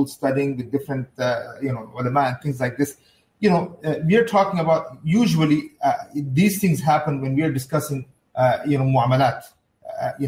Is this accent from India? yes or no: yes; India; I'm from India